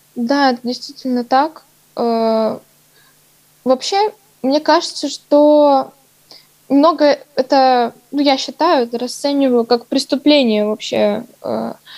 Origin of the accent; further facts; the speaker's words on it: Novosibirsk, Novosibirsk Oblast, Russia; я коренной житель Новосибирска